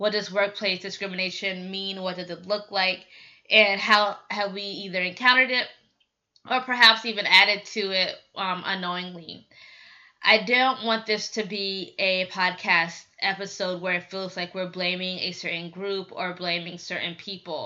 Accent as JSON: {"language": "English", "town": "Decatur", "region": "Georgia", "country": "United States", "tie": "born or raised there", "said": "Originally, I'm from Atlanta, Georgia, or right outside of it, Decatur, where it's greater. It's a predominantly African American community. Growing up, we were the second wealthiest Black community in America"}